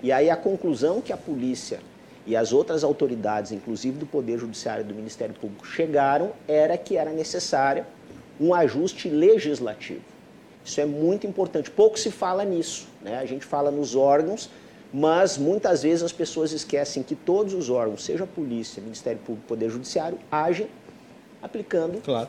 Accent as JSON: {"language": "Portuguese", "region": "Rio Grande do Sul", "country": "Brazil", "moved": "as an adult", "said": "eu era gaúcho"}